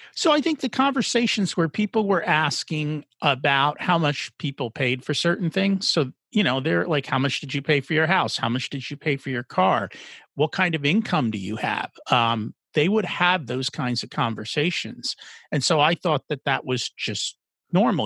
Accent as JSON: {"language": "English", "region": "New Jersey", "country": "United States", "tie": "born or raised there", "first_language": "English"}